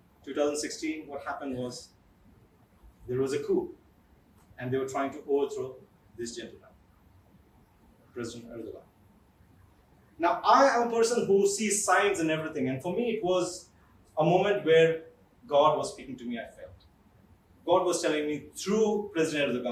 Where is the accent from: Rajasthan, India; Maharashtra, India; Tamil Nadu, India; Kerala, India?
Kerala, India; I am from Kerala